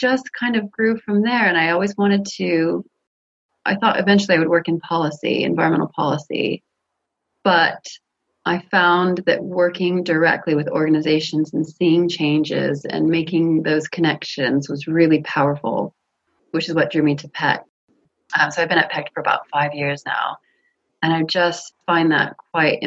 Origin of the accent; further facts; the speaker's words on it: California, United States; moved away as an adult; now in United Kingdom; I grew up in California